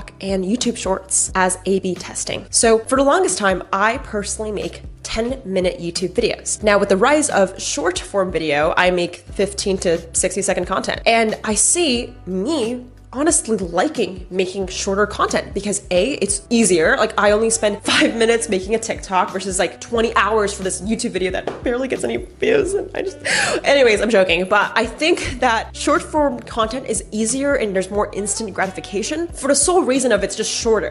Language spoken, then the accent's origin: English; United States; I'm Asian American